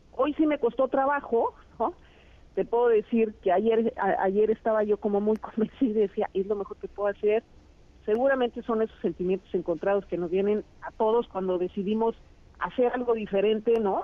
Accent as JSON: {"language": "Spanish", "country": "Mexico", "said": "somos las mujeres mexicanas"}